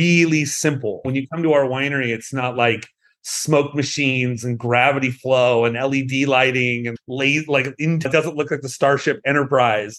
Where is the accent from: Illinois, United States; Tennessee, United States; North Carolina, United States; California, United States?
California, United States; Southern; I'm from Southern California